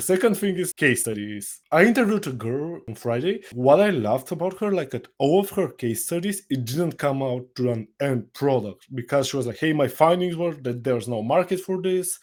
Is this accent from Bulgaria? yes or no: yes; Bulgaria; I'm from Bulgaria